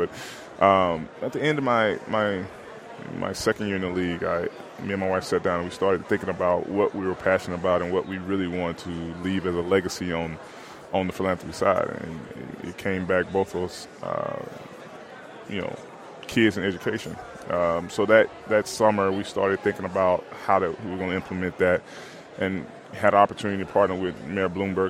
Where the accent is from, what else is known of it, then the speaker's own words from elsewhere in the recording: Alabama, United States; back in my home state of Alabama.